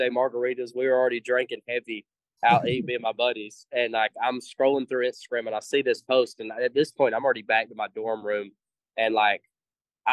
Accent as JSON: {"language": "English", "region": "the South", "country": "United States", "said": "because I'm from the South, I pronounce intramural."}